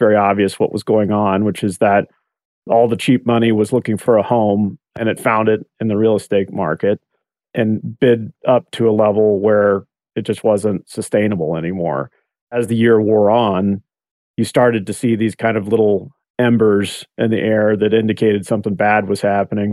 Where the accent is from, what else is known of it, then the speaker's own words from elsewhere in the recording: Oregon, United States; moved away; my home state of Oregon